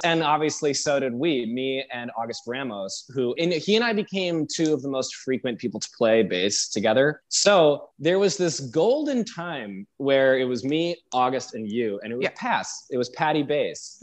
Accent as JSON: {"language": "English", "town": "Detroit", "region": "Michigan", "country": "United States", "tie": "born or raised there", "also_born_or_lived": "New York City / Houston, Texas", "moved": "as an adult", "lives_now": "Baltimore, United States", "said": "I moved to Michigan when I was 11 from New York City. I moved to Detroit, Michigan"}